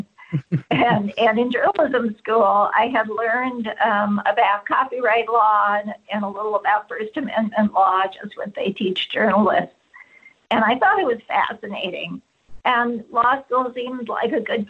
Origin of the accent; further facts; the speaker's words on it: California, United States; moved away as an adult; also born or lived in Washington, D.C.; as a Californian